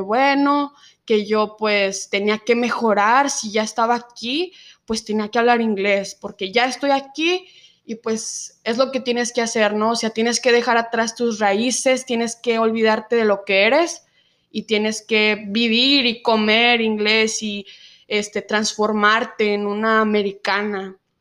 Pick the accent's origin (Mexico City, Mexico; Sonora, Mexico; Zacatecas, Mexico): Zacatecas, Mexico; first language Spanish; moved away as an adult; now in United States